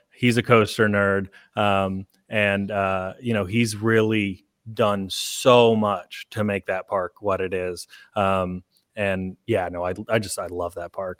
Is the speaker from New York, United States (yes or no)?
no; Oklahoma, United States; now in Alabama, United States; I'm from Oklahoma